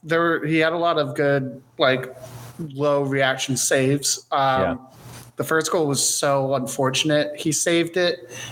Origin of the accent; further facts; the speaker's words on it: United States; Growing up in America, I had to either conform or fight.